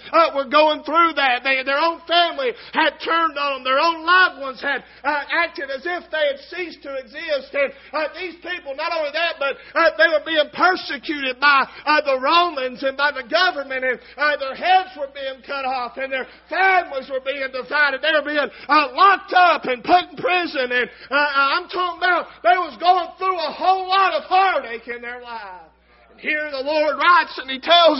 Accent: United States; thank God I'm an American

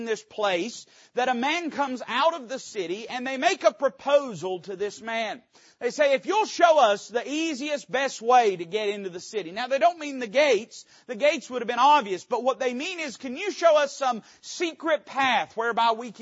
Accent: Tennessee, United States; Tennessee in particular is a pretty old part of the country, and there's things that happen all the time. There's just down the street from the house I was raised in, there's a little placard about the founder of the community.

